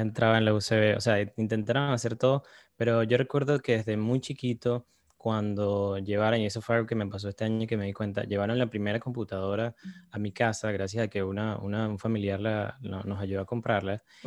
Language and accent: Spanish; Caracas, Capital District, Venezuela; Yo crecí en Caracas